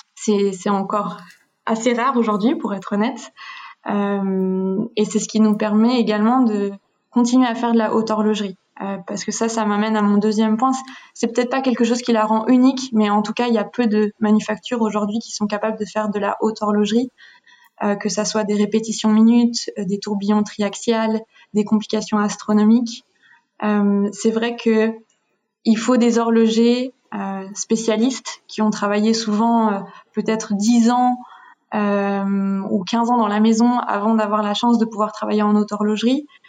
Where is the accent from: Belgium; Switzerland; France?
Switzerland; en grandissant en Suisse